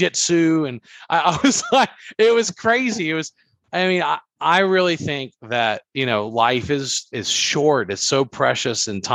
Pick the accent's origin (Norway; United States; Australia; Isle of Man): United States; Baton Rouge, Louisiana; moved away as an adult; now in Texas, United States; I was born and raised in Baton Rouge, Louisiana